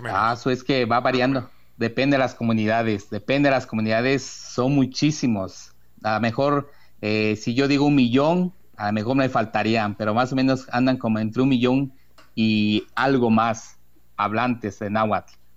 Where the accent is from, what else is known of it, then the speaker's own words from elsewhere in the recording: Rafael Delgado, Veracruz, Mexico; en el municipio de Rafael Delgado, de donde soy yo originario, ya llevo casi 39 años, digo casi 39, se aproxima mi, mi cumpleaños desde aquí que nací